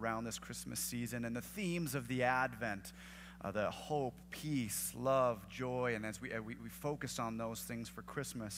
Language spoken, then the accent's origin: English; the Northwest, Pacific Northwest, United States; moved away; I'm from the Northwest